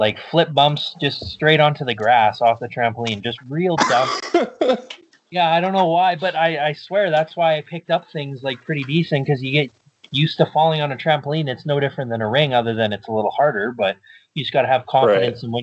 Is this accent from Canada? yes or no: yes; Manitoba, Canada; where I grew up in Manitoba was like a town of 40 people